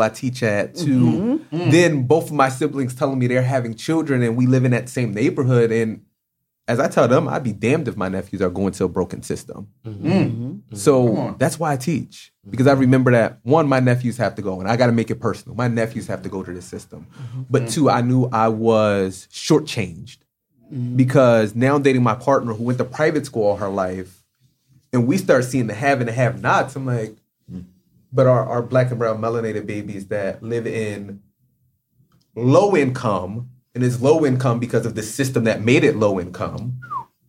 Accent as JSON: {"language": "English", "town": "Philadelphia", "region": "Pennsylvania", "country": "United States", "said": "I'm from Southwest"}